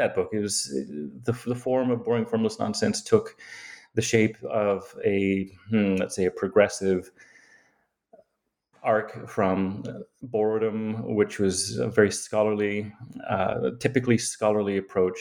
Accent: Yukon, Canada; moved away; also born or lived in Edmonton / Antigonish, Nova Scotia / Toronto / Victoria; I grew up in the Yukon

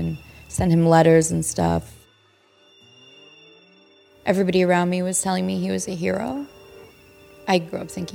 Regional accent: Cyprus; I grew up in Cyprus, off the coast of Greece, close enough to Beirut

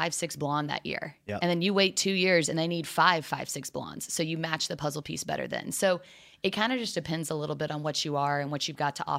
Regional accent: Dallas, Texas, United States; we didn't speak the first day because I'm from Dallas and she's from Philly.

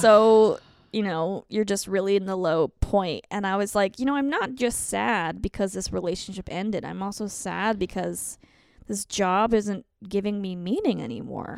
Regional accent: Colorado, United States; moved away; I'm from Colorado, and I used to be a teacher

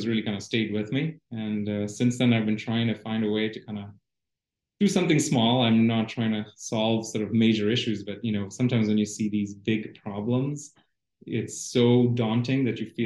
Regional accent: Mombasa, Mombasa County, Kenya; moved away as an adult; also born or lived in Worcester, Massachusetts / Chicago; now in United States; I was born and raised in Kenya

